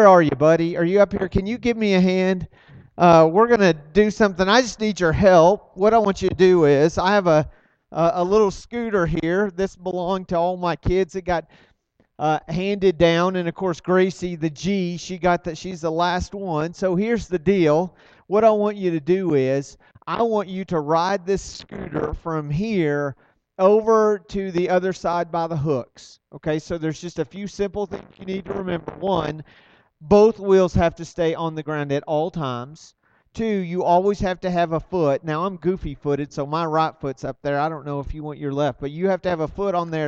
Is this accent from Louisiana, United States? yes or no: no; Arlington, Texas, United States; We're from Arlington